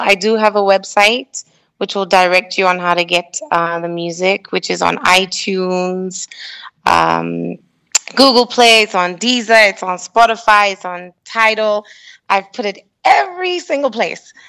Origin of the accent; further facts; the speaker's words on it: Kenya; moved away; a Kenyan artist